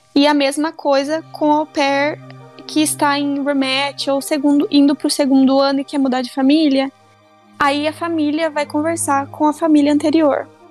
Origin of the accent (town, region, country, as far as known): Brazil; moved away as an adult; now in Arizona, United States